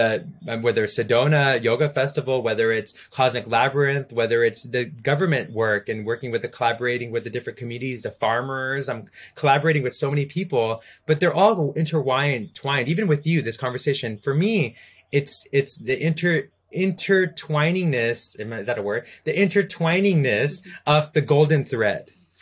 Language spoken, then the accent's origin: English; India; you gave me a flute and I'm Indian. I gotta do this, you know?